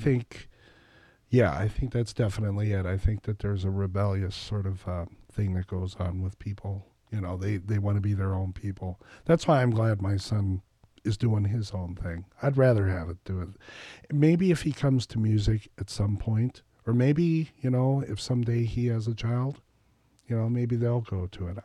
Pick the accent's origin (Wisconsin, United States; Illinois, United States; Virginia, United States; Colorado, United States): Wisconsin, United States; Reedsburg; moved away as an adult; also born or lived in Baraboo / Madison; I grew up here